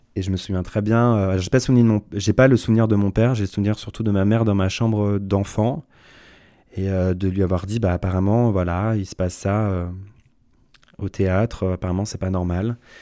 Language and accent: French; Tassin-la-Demi-Lune, Auvergne-Rhône-Alpes, France; je suis né à Tassin la demi-lune, dans la province euh, de Lyon. Euh, j'ai grandi dans une famille aimante